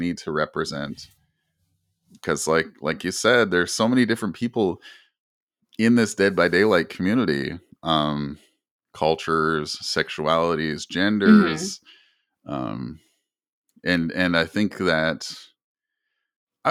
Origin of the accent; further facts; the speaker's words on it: Canada; I'm Native Canadian